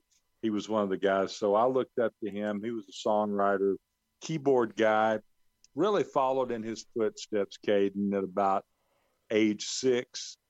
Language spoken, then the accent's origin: English; Muscle Shoals, Alabama, United States; So that's really how I got my start there in Muscle Shoals, Alabama.